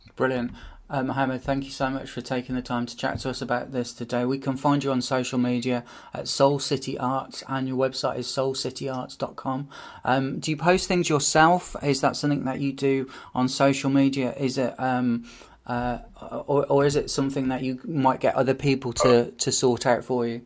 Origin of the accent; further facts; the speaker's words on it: Birmingham, West Midlands, United Kingdom; when I was a kid growing up in Birmingham